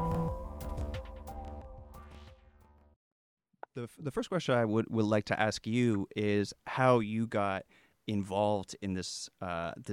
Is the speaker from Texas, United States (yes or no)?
no; Pennsylvania, United States; now in Kansas, United States; I'm from Pennsylvania originally.